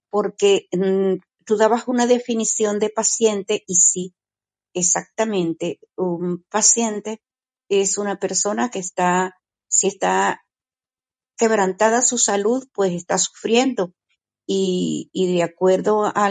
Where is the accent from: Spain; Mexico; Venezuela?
Venezuela; now in Portugal; Normalmente en mi país, yo soy venezolana, normalmente eh, allí los médicos sí llaman paciente a la persona que, están atendiendo